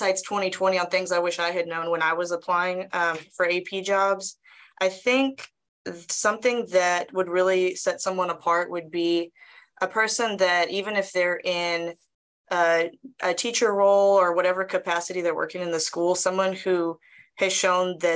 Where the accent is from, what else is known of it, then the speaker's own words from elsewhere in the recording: Brenham, Texas, United States; Taught a long time in my hometown of Brenham, right down the road.